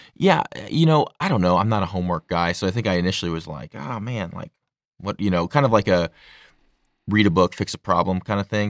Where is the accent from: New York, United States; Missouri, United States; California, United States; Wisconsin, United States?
Missouri, United States; St. Louis; I'm from St. Louis